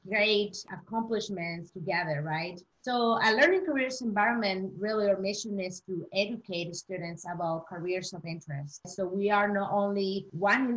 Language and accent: English; Chihuahua, Mexico; I am from Mexico, Chihuahua.